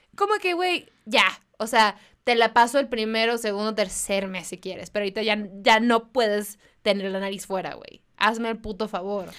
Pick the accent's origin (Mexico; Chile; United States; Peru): Mexico; Mexicali, Baja California; moved away; yo soy de Mexicali, entonces me fui